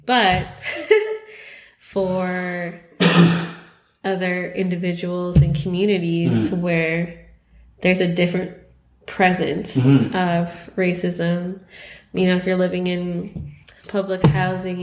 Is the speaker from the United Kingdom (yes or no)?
no; Canada; we're Canadian